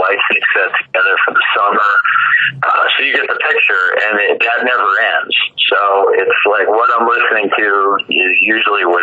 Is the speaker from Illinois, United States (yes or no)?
yes; Chicago, Illinois, United States; I grew up in Chicago